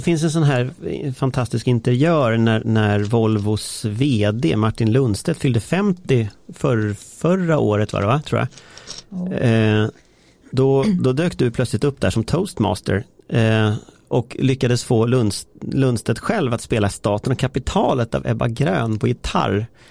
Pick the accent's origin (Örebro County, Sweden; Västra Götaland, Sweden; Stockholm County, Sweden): Västra Götaland, Sweden; Gothenburg; jag är ändå från Göteborg